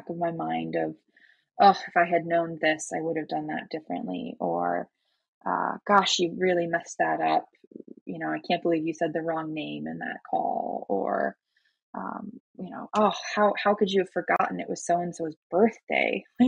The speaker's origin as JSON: {"language": "English", "country": "Germany", "tie": "born or raised there", "said": "being like half German, half Chinese, growing up in Germany, then moving around a lot."}